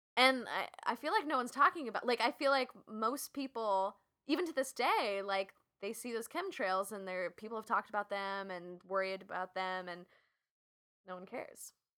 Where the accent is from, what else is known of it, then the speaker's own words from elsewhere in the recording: West Coast, United States; I'm from the West Coast